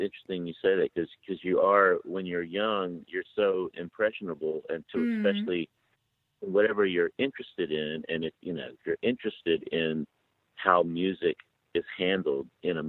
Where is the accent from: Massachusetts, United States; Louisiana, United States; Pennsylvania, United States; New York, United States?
Louisiana, United States; growing up in Louisiana, didn't really have access to a lot of musical theater